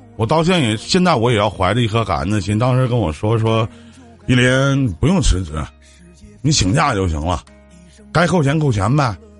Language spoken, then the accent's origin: Chinese; Northeast China, China; accent: Northeastern; 我们东北话